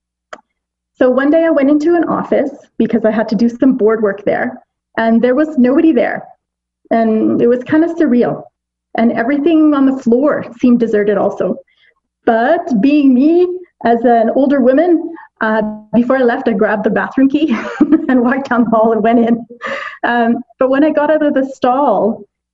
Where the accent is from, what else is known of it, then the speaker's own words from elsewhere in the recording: Pakistan; me being as a Pakistani